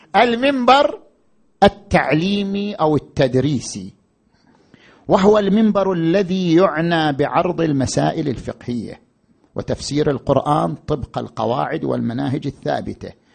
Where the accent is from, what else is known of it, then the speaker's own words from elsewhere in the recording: Qatif, Eastern Province, Saudi Arabia; عندنا في القطيف